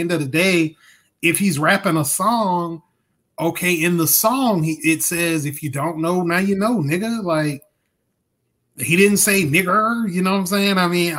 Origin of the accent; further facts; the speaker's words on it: Mississippi, United States; I'm from Mississippi.